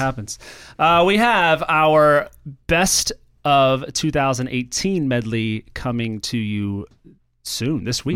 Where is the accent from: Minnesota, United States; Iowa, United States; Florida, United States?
Florida, United States; moved away; I'm going to my hometown in Florida